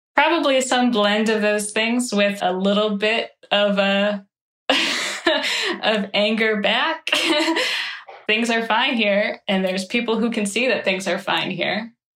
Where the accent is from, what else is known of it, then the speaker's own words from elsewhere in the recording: Midwest, United States; in the Midwest, this is how we argue